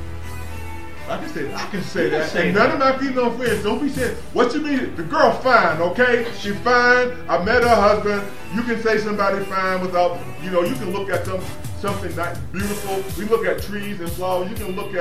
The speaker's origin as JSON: {"language": "English", "region": "the South", "country": "United States", "tie": "born or raised there", "said": "Where I come from, see, I'm from the South. Okay? I was born in the South"}